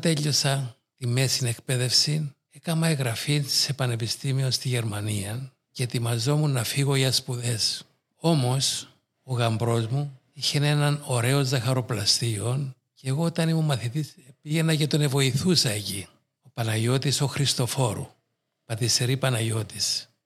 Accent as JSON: {"language": "Greek", "region": "Nicosia District", "country": "Cyprus", "tie": "born or raised there", "said": "ξεκινούσα από εκεί περπατητός και κατέληγα στο Παγκύπριο Γυμνάσιο απέναντι από την Αρχιεπισκοπή"}